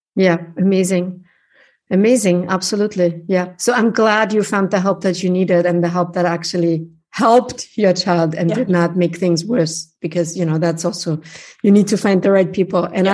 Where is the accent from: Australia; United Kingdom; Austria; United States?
Austria; Upper Austria; first language German; English is a second language; moved away as an adult; also born or lived in Vienna; I grew up in Upper Austria with a heavy accent and dialect.